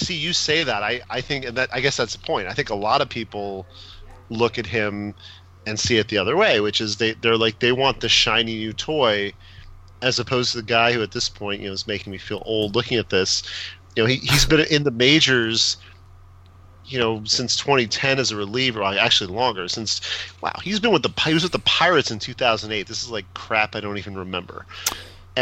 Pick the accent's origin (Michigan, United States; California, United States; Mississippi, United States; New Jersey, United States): New Jersey, United States; I'm from Jersey